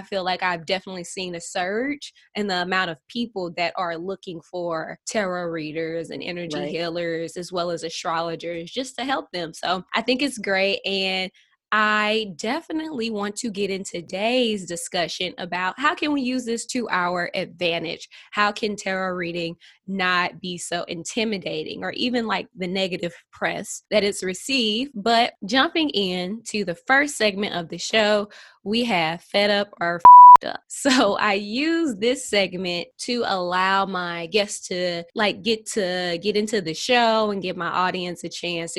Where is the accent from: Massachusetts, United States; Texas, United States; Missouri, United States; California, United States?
Missouri, United States; St. Louis; I'm from St. Louis, Missouri. St. Louis is a small city.